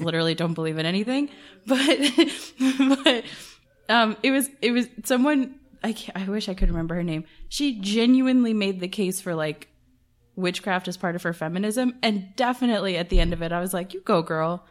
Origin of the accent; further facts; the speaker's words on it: Atlanta, Georgia, United States; I grew up in Atlanta